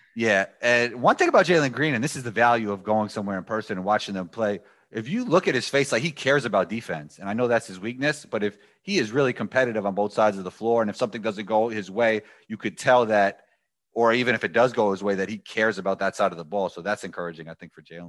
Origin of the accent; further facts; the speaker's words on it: New York City, New York, United States; I'm from New York City